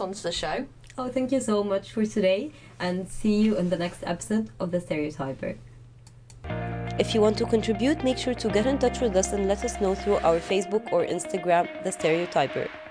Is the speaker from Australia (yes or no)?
no; Egypt; now in United Kingdom; I'm from Egypt